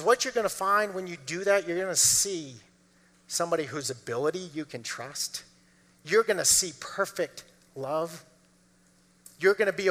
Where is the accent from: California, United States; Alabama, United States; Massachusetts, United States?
Massachusetts, United States; lived in Massachusetts, grew up in Massachusetts